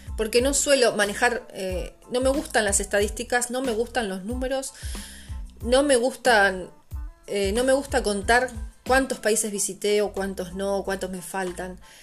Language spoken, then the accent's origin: Spanish; Argentina; moved away as an adult; also born or lived in La Plata; now in Portugal; yo salí de Argentina en agosto del 2019 sin pasaje de ida